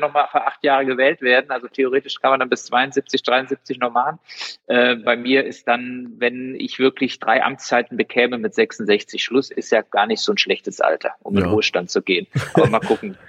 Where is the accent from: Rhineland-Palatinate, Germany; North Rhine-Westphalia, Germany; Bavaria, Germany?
Rhineland-Palatinate, Germany; Koblenz; also born or lived in Oldenburg / Marburg / Mainz; geboren bin ich wirklich in Horchheim, also äh, in Koblenz, bin ein echter Schengel, äh, bin dann äh, zwar äh, auch in Lahnstein zur Schule gegangen, habe aber in Koblenz immer gewohnt.